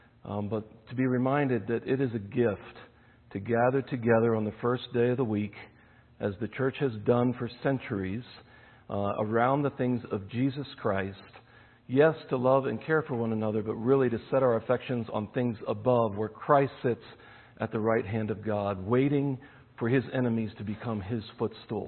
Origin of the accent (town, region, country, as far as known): United States; moved away as an adult; also born or lived in Nairobi, Kenya